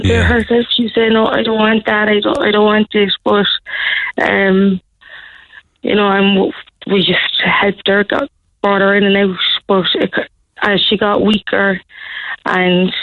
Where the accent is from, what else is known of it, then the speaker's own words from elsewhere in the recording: Cork, Munster, Ireland; we're from the North Side ourselves